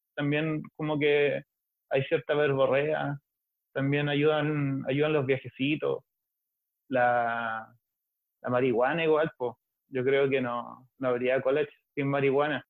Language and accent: Spanish; Valparaíso, Chile; Soy de Valpo